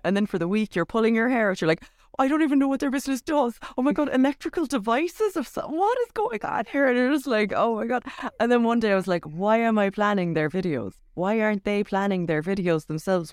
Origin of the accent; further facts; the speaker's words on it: Cork, Munster, Ireland; I'm from Cork